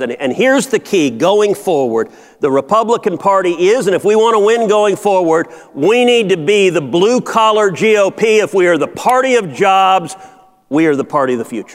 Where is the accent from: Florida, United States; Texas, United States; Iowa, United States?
Texas, United States; Houston; I'm from Houston. Right now, today, in my hometown of Houston